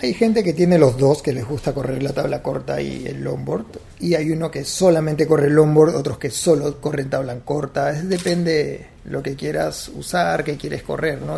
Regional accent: Huanchaco, La Libertad, Peru; also born or lived in Cajabamba; mis papás siguieron su recorrido, llegaron a Trujillo, bajaron a Huanchaco, les encantó el sitio y decidieron quedarse ahí

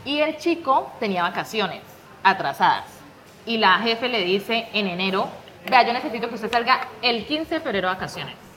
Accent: Pradera, Valle del Cauca, Colombia; moved away as an adult; also born or lived in Cali / Madrid; now in Spain; Vivía en Pradera soy de Pradera Valle. Un saludo para los pradereños

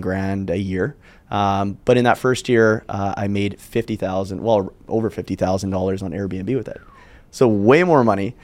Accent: Calgary, Alberta, Canada; I'm from Calgary. It's a city in Canada.

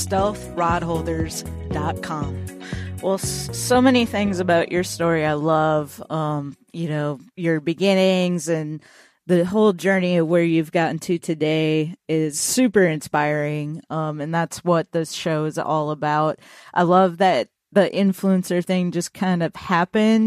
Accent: Minnesota, United States; now in Nashville, United States; I'm from Minnesota

